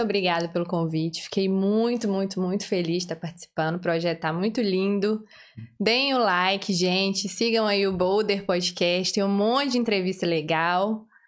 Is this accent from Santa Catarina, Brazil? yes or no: no; Belo Horizonte, Minas Gerais, Brazil; accent: mineira; moved away as an adult; Sou de Belo Horizonte mesmo.